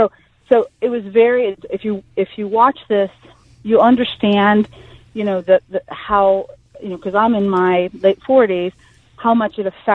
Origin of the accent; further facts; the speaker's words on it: Toledo, Ohio, United States; when I grew up in Toledo, Ohio